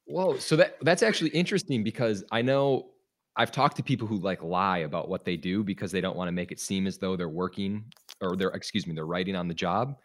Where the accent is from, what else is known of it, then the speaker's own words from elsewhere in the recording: Milwaukee, Wisconsin, United States; I'm from Wisconsin